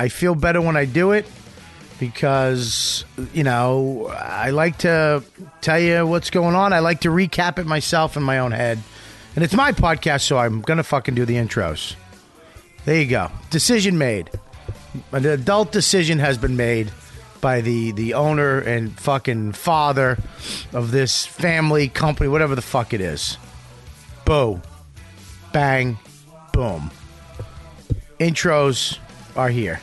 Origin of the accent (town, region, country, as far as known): Boston, Massachusetts, United States; born or raised there; moved away